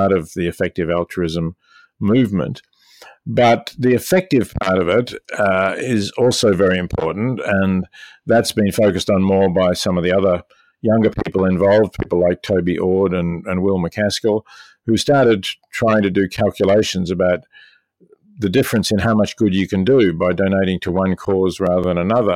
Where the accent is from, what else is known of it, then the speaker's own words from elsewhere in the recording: Melbourne, Victoria, Australia; moved away as an adult; also born or lived in Oxford, United Kingdom / New York, United States; now in Princeton, United States; I was born in Melbourne in 1946 and educated at the University of Melbourne